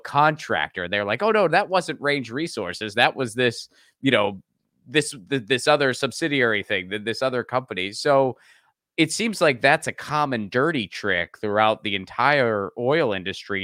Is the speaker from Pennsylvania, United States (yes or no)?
yes; Pittsburgh, Pennsylvania, United States; I grew up in Pittsburgh, Pennsylvania, which is the, uh, you know, the land of, of fracking in western Pennsylvania